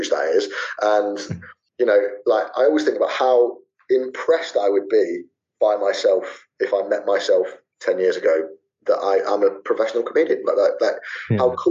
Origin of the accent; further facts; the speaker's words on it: Leicester, East Midlands, United Kingdom; also born or lived in Manchester; my hometown